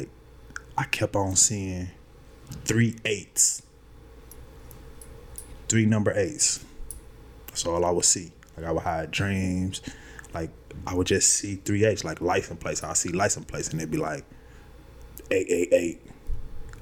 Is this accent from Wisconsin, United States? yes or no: yes; Milwaukee, Wisconsin, United States; I'm from Milwaukee. Our area code, 414.